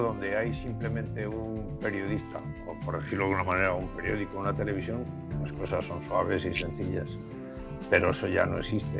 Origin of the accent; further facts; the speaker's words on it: Gijón, Asturias, Spain; moved away; also born or lived in Japan; me fui a Gijón, yo nací en Gijón